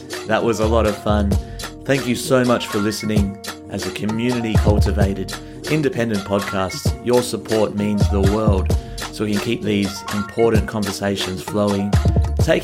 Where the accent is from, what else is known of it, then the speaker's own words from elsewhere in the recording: Australia; oh, I'm from Australia, mate.